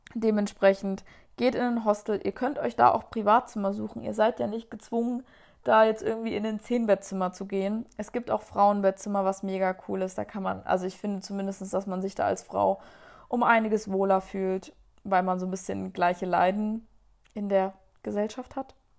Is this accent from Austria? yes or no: no; Germany; da waren wir irgendwie so eine deutsche Gruppe